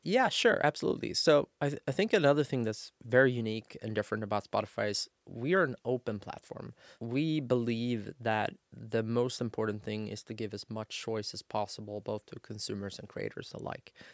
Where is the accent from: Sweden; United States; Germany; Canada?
Sweden; I'm born and raised in Sweden